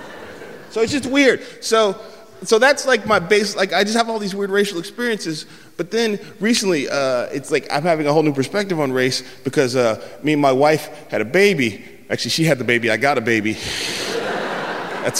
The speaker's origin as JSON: {"language": "English", "town": "San Francisco", "region": "California", "country": "United States", "also_born_or_lived": "the South", "said": "I'm from San Francisco"}